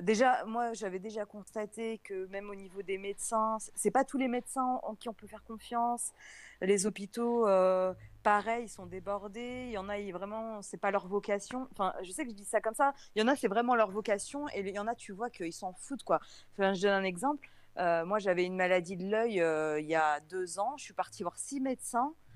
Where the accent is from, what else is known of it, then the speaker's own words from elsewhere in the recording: France; je suis de France